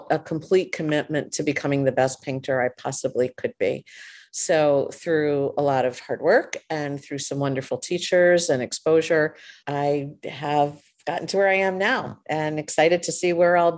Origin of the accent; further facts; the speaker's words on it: Hastings-on-Hudson, New York, United States; I'm from Hastings-on-Hudson, which is just across the river